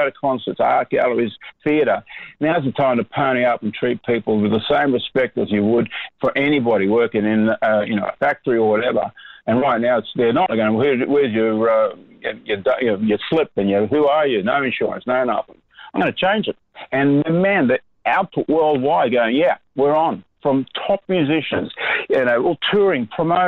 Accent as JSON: {"language": "English", "country": "Australia", "tie": "born or raised there", "also_born_or_lived": "Sweden", "said": "I was born in Sweden and came here in 60, or came to Australia in 66"}